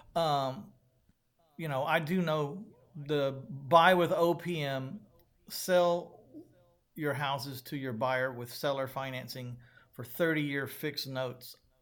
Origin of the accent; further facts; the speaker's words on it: San Antonio, Texas, United States; my hometown of San Antonio, Texas